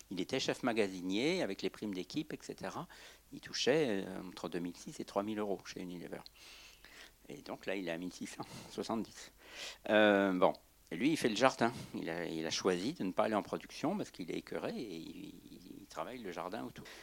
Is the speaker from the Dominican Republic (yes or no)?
no; Brittany, France; Euh, je viens de Bretagne, là, j'étais quatre jours en projection en Bretagne.